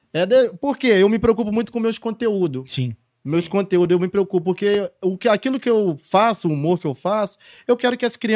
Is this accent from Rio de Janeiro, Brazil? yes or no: yes; Vassouras, Rio de Janeiro, Brazil; now in Angra dos Reis, Brazil; Eu sou natural de Vassouras, né?